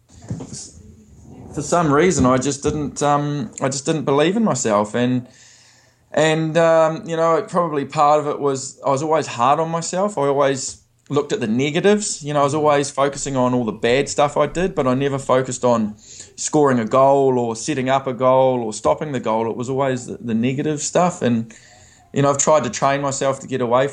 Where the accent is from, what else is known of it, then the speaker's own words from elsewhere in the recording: New Zealand; I've a young New Zealander growing up in New Zealand